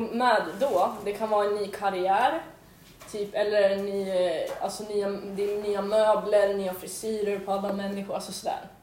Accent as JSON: {"language": "Swedish", "town": "Västerås", "region": "Västmanland", "country": "Sweden", "tie": "born or raised there", "said": "jag flyttade till Västerås"}